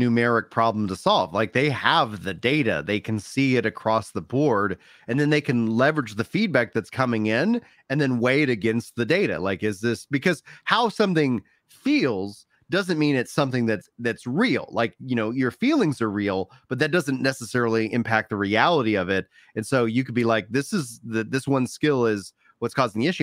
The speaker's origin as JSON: {"language": "English", "region": "Texas", "country": "United States", "said": "As a Texan, my natural inclination is to speak Spanglish"}